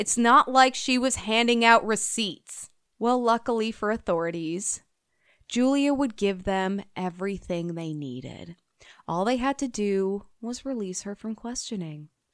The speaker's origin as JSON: {"language": "English", "region": "Illinois", "country": "United States", "tie": "born or raised there", "moved": "yes", "lives_now": "Minnesota, United States", "said": "I grew up in Illinois"}